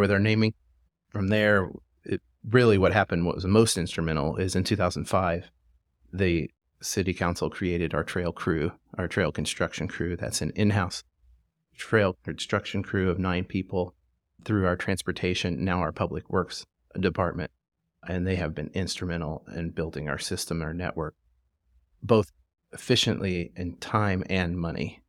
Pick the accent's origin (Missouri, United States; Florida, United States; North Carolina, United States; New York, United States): Missouri, United States; Springfield; moved away as an adult; also born or lived in Tulsa, Oklahoma; now in Fayetteville, United States; I actually grew up in Springfield, Missouri